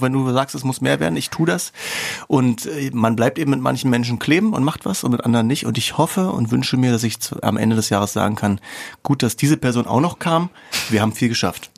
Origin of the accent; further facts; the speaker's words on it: East Germany, Germany; Ich bin auch ein Ossi im tiefsten Innern